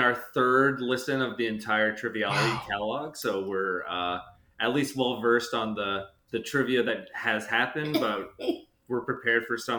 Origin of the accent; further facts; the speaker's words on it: Arlington, Virginia, United States; I'm from Arlington, Virginia. So I'm actually about 15 minutes away from where I grew up.